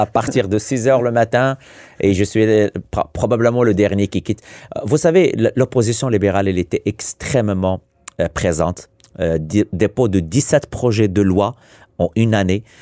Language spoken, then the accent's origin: French; Quebec, Canada